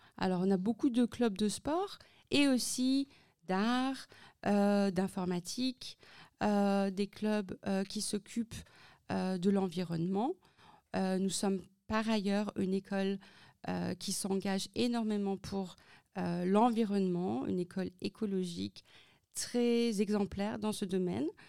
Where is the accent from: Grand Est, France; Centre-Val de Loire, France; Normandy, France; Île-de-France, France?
Centre-Val de Loire, France; now in Germany; je suis aussi née en France et j'étais dans une école euh, française euh, dans le Loiret